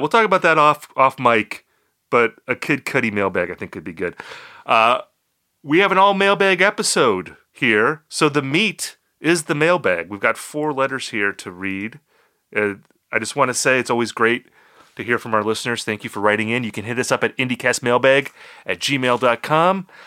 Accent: Appleton, Wisconsin, United States; also born or lived in Eau Claire, Wisconsin; Appleton, my hometown

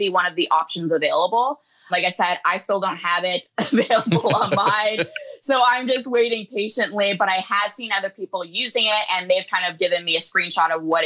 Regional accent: Canada; I'm Canadian

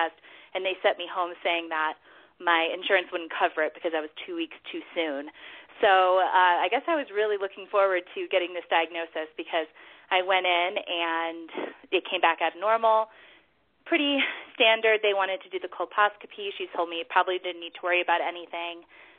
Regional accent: Denver, Colorado, United States; born or raised there; also born or lived in New York

